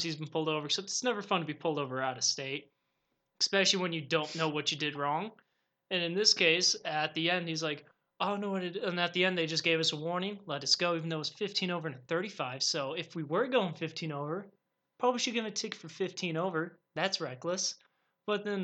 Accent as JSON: {"language": "English", "region": "Colorado", "country": "United States", "said": "I'm from Colorado"}